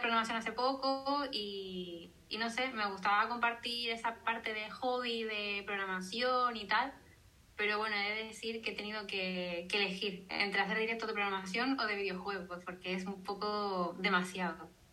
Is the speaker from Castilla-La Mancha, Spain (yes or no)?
no; Canary Islands, Spain; soy canaria